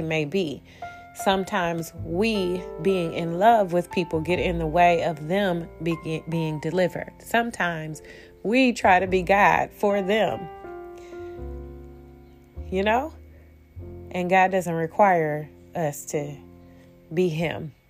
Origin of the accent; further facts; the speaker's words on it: Detroit, Michigan, United States; I'm from Detroit